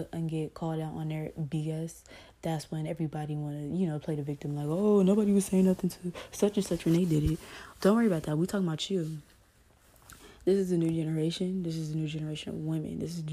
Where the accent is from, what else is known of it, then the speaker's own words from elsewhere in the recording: Los Angeles, California, United States; I grew up in Watts, California